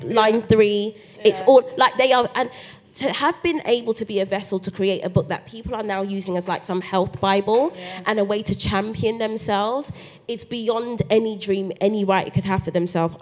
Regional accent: London, United Kingdom; as a black girl growing up in Brixton

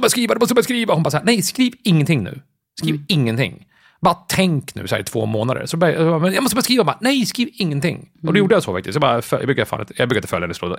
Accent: Jakobsberg, Stockholm County, Sweden; also born or lived in Södermalm, Stockholm; jag är uppväxt och gått i skolan i Jakobsberg, så jag är mm. uppvuxen i Jakobsberg

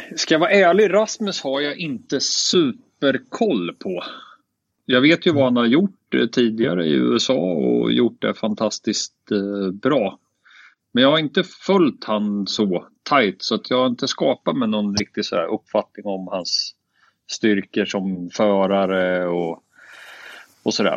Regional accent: Sweden; som svensk

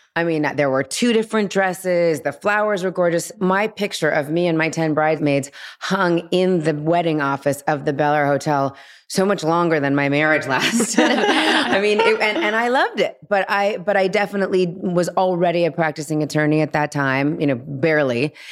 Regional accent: Los Angeles, California, United States; girl and guy friends that I grew up with here in Los Angeles

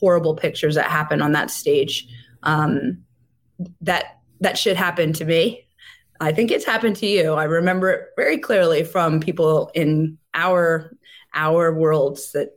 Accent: Montreal, Quebec, Canada; I'm from Montreal

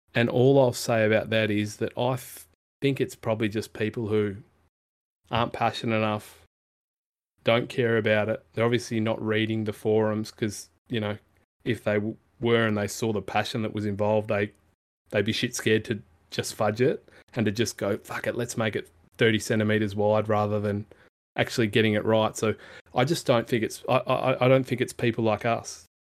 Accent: Perth, Western Australia, Australia; I grew up in Perth

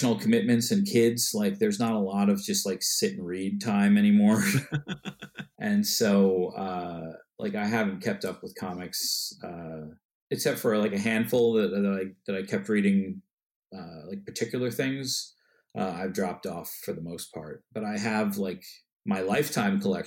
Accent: Westchester, New York, United States; now in New York City, United States; I was born in Westchester and then moved

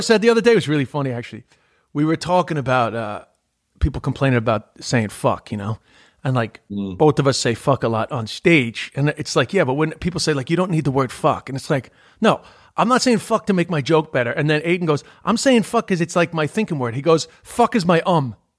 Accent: New York City, New York, United States; accent: New York; moved away; also born or lived in Ireland; I'm from New York, but I've lived in Ireland. I mean, I wasn't lying, but like I'm from Queens

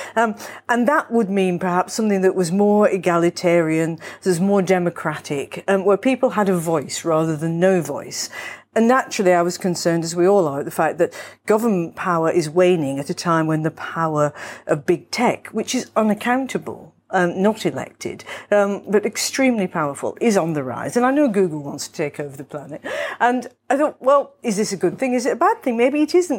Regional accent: Manchester, North West England, United Kingdom; now in London, United Kingdom; I was born in Manchester

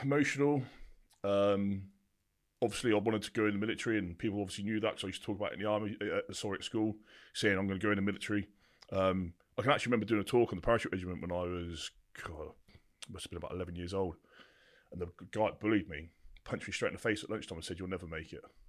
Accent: Bampton, South East England, United Kingdom; also born or lived in Burford; I started in a place called Burford in the Cotswolds. That's where I was essentially brought up until I was nine years old.

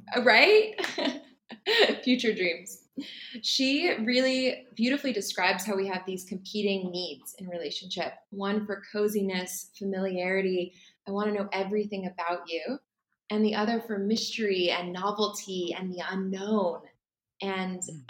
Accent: California, United States; moved away as an adult; now in Bali, Indonesia; I'm originally from California, the US, but right now I live in Bali.

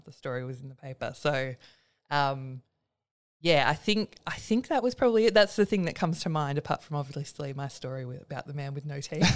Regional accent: Willetton, Western Australia, Australia; I grew up in Willerton.

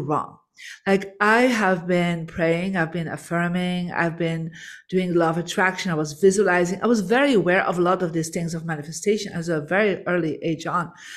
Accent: Belgium; I'm from Belgium, born in a Catholic family.

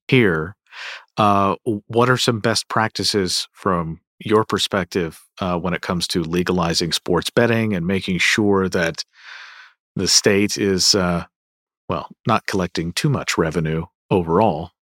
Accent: Kentucky, United States; moved away; my home state of Kentucky

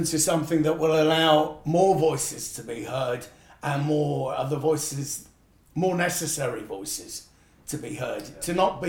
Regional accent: United Kingdom; I was brought up as white British

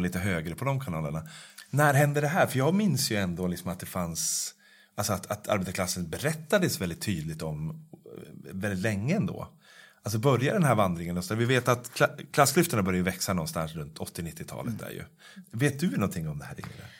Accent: Norrsund, Sweden; moved away; min barndom och min uppväxt i Norrsund

